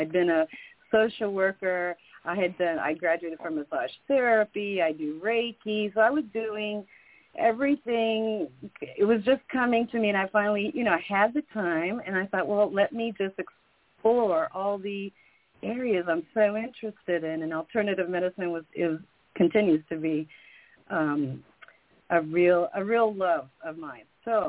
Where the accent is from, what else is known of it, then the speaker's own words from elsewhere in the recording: Puerto Rico; born there; also born or lived in Belgium; Yes, I was born in Puerto Rico in a military family. So I've lived, Europe and the U.S. probably half and half.